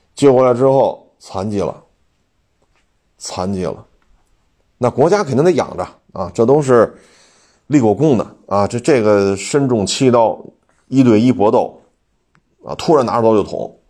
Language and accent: Chinese; China; 我们中国人